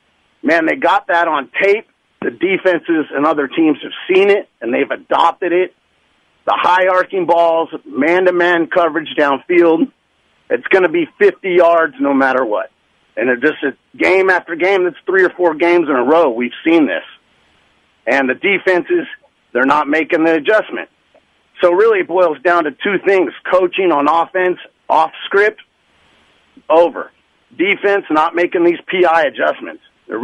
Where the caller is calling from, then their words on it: Alameda, California, United States; Hey, this is … in Alameda.